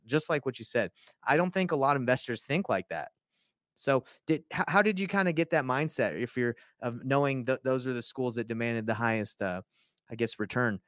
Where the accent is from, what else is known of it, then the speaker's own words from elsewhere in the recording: Georgia, United States; moved away; My buddy that I grew up with in Georgia